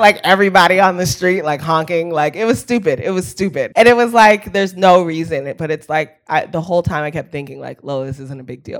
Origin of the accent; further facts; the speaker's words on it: Palo Alto, California, United States; now in Los Angeles, United States; I grew up in Palo Alto, um, which is, like, the tech capital of the world and, um, and the home of Stanford University